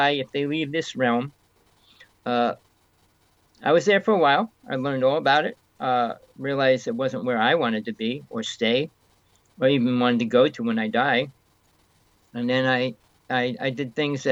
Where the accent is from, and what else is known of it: North Bergen, New Jersey, United States; born or raised there